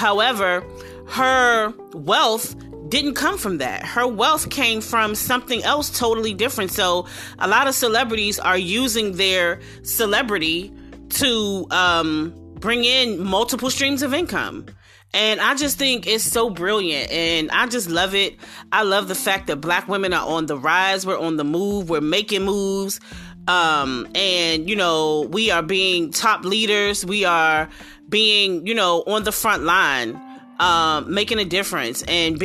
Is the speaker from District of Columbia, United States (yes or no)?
yes; Washington, District of Columbia, United States; my hometown.